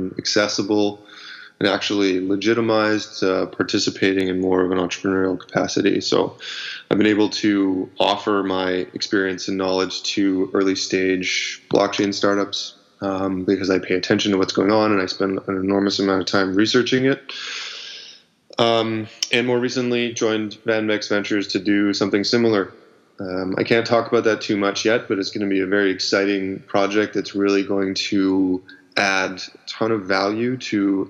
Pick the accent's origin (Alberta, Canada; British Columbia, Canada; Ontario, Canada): Ontario, Canada; Ottawa; moved away as an adult; now in Vancouver, Canada; I was born in Ottawa, and I moved out to Vancouver in 2006